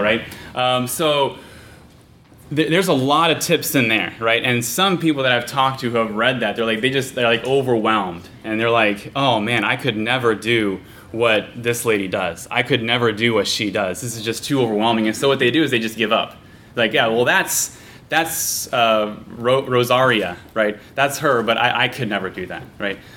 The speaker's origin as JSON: {"language": "English", "region": "Kansas", "country": "United States", "said": "I'm from Kansas"}